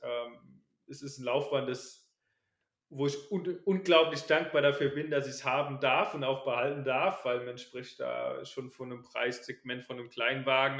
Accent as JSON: {"language": "German", "town": "Ballborn", "region": "Rhineland-Palatinate", "country": "Germany", "said": "ich komme aus der Nähe von Kaiserslautern, aus dem kleinen Dorf, ähm, Balborn."}